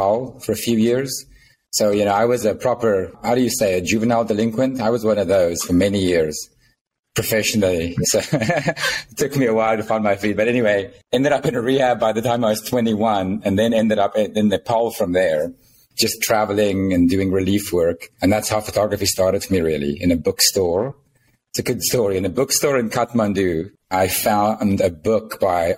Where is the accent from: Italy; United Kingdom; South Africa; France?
South Africa; moved away as an adult; also born or lived in United States; now in San Pancho, Mexico; I'm originally from South Africa, but I've been living in the States, in the U.S. for the past 16, 17 years